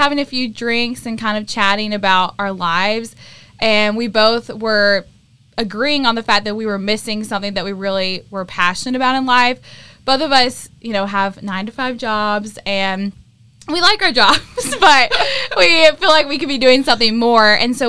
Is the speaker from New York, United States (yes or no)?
no; outside of Atlanta, Georgia, United States; moved away as an adult; now in Nashville, United States; I'm from outside of Atlanta. I moved to Nashville about a year ago